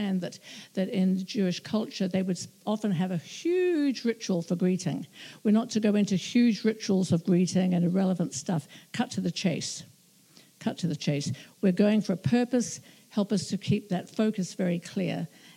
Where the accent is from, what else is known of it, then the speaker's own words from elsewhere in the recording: New Zealand; being a New Zealander